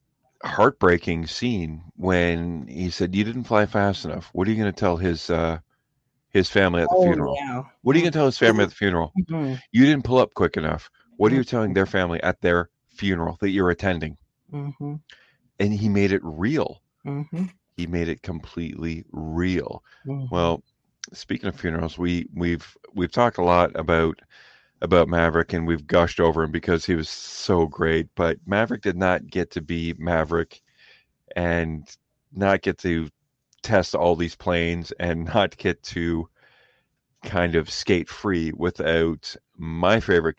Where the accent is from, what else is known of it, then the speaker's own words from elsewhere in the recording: Canada; I'm Canadian.